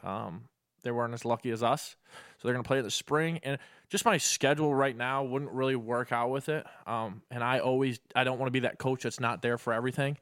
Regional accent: Perrysburg, Ohio, United States; moved away as an adult; now in Illinois, United States; I grew up in Perrysburg my whole life

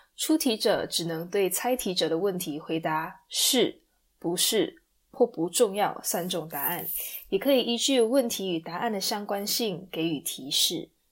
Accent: Sarawak, Malaysia; moved away as an adult; 我们两个是来自马来西亚的萨瓦根

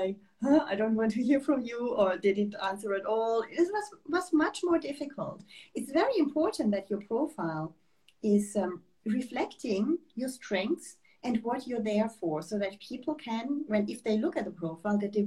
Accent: Germany; moved away as an adult; also born or lived in Switzerland; now in France; I'm German. And I grew up in Germany, did my studies for the main part in Germany

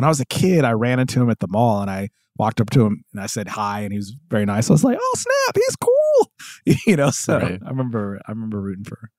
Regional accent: United States; growing up in America

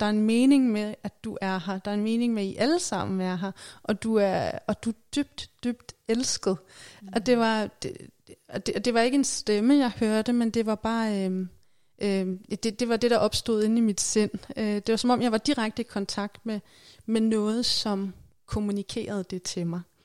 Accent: Værløse, Capital Region of Denmark, Denmark; i Værløse, hvor jeg voksede op

